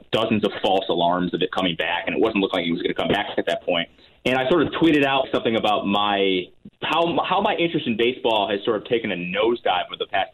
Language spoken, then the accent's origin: English; Connecticut, United States; I grew up in the Northeast, obviously, in Connecticut